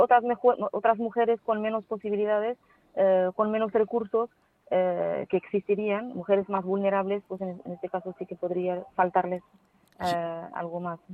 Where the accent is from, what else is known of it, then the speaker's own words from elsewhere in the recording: Morocco; also born or lived in Valencia, Spain; incorporarme a la universidad aquí en mi país para poder servir eh, a, mi país y a mi universidad y, a las mujeres de mi país precisamente.